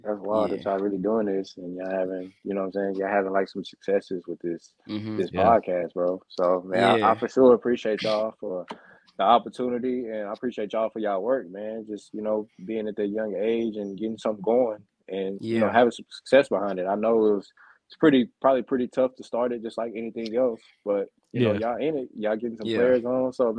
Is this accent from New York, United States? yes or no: no; Beaumont, Texas, United States; also born or lived in Houston; now in Denver, United States; yeah, I'm from Beaumont, bro.